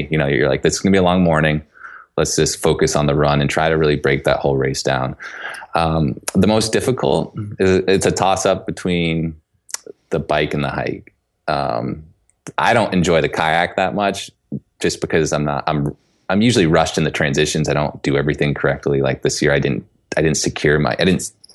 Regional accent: White Mountains, New Hampshire, United States; also born or lived in San Diego; I grew up here. This is my hometown

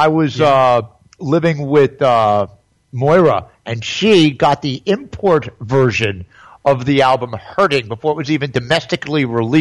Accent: New York City, New York, United States; moved away as an adult; also born or lived in Upper West Side / Lake Havasu, Arizona; now in Pompano Beach, United States; from New York City, from my hometown

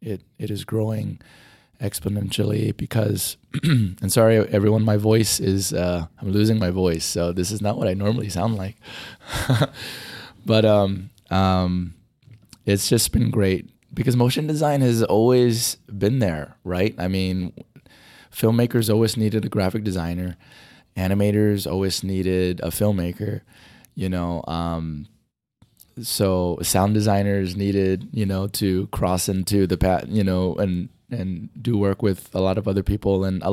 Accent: Kauai, Hawaii, United States; I was born and raised in Hawaii, in the island of Kauai.

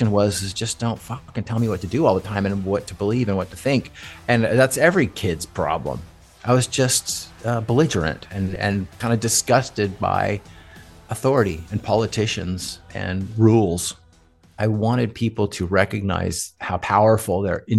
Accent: California, United States; also born or lived in Johnson City, New York / Redondo Beach / Newport Beach / Irvine; I was born in Johnson City, New York, and my parents moved to California when I was a kid. So I pretty much grew up in California

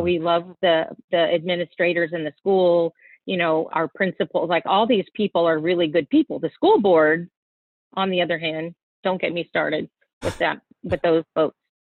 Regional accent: Texas, United States; moved away; I'm from Texas

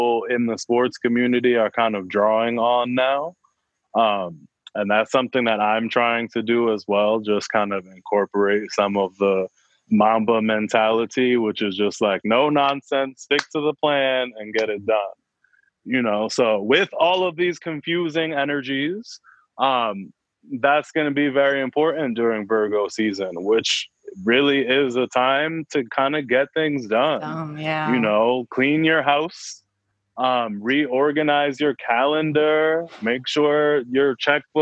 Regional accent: New York, United States; I'm from New York

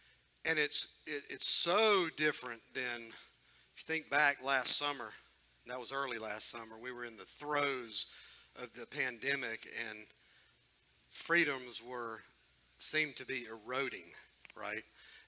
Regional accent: United States; But I am super thankful that I am an American citizen

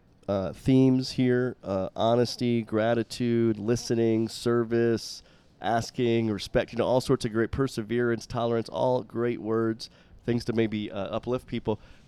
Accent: Florida, United States; my home state of Florida

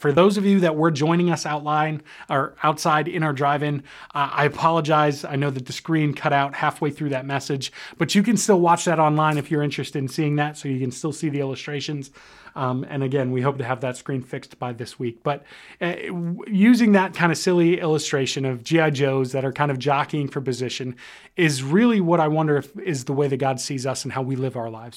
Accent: United States; we as an American culture

